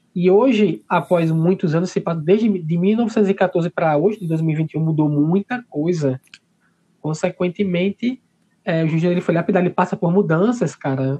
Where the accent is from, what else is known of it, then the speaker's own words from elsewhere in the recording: Maceió, Alagoas, Brazil; da minha terra, né, de Maceió